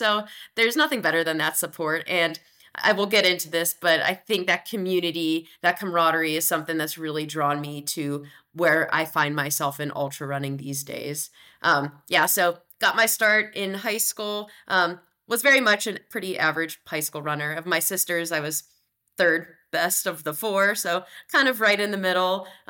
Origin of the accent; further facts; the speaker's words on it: Johnstown, Pennsylvania, United States; now in Salt Lake City, United States; Yeah, so I grew up in Western Pennsylvania in a town, Johnstown, and it's a little bit outside of Pittsburgh, and home is a really special place to me. I don't get there quite as often living out here in Salt Lake City, Utah.